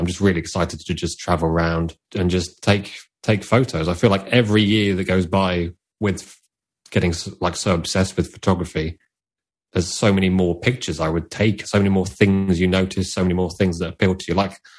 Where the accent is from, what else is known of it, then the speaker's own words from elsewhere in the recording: United Kingdom; I like being like a British photographer. I really want to embrace that.